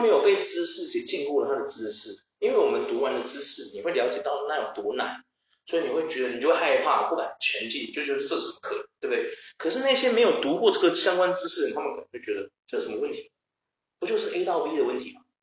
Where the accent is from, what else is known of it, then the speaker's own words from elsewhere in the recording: Taiwan; also born or lived in Taichung / Australia; 只是我们台湾人不想搞而已了